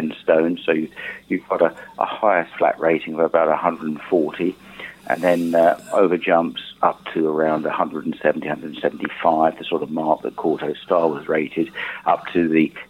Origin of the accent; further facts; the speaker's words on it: Shoreham-by-Sea, South East England, United Kingdom; My hometown, Shoreham-by-Sea, and there was a publisher of horse racing material in the town